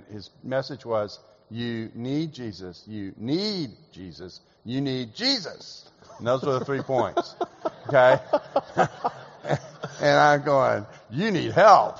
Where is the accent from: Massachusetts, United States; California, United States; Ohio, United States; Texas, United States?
Texas, United States; Houston; moved away as an adult; also born or lived in Calgary; now in Dallas, United States; here in Houston when I was about 5 years old. And so most of my conscious life was spent in Houston. So I refer to myself as a Houstonian in exile living in Dallas.